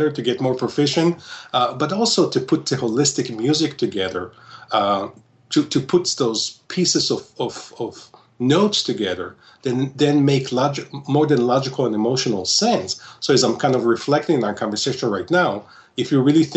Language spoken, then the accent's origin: English; Israel; moved away as an adult; now in Solon, Ohio, United States; I was born and raised in Israel